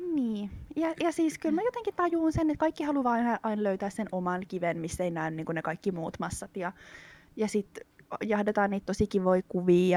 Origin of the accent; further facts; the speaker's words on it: Espoo, Uusimaa, Finland; mä oon kasvanut Espoossa.